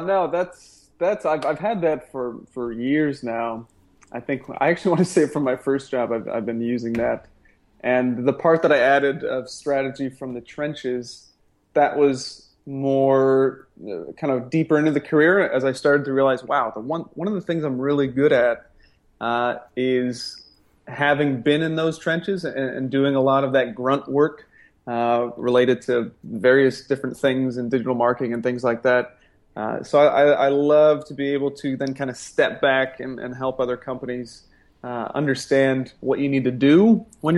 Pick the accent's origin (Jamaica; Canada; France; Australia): Canada; moved away; also born or lived in San Diego; I'm Canadian, raised in Canada